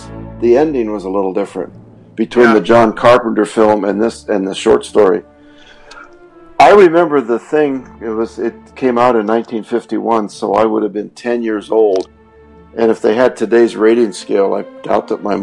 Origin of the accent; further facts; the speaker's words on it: Lewistown, Montana, United States; in my hometown